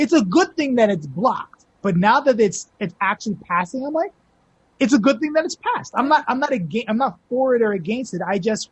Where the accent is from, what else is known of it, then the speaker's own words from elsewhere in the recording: Toronto, Ontario, Canada; my entire life I've grown up, Dundas is such a integral part of everything I've grown up